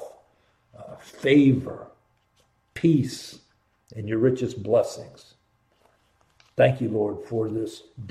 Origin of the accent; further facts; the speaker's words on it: Columbus, Ohio, United States; I grew up in Columbus, went there in the 70s